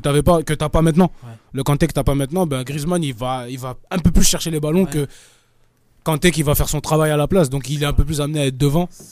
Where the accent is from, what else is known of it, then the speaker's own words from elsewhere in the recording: France; nous on est français